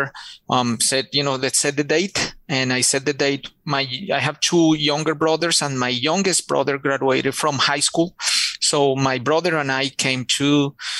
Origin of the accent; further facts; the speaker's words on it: Bogotá, Colombia; English is a second language; moved away as an adult; now in Charlotte, United States; I grew up in Bogota, Colombia